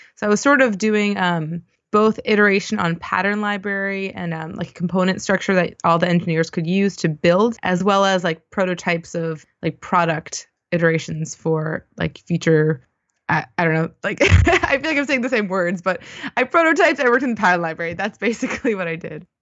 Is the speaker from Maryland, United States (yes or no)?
yes; Baltimore, Maryland, United States; moved away as an adult; also born or lived in Washington, D.C. / Austin, Texas; I grew up in Baltimore on the East Coast of the U S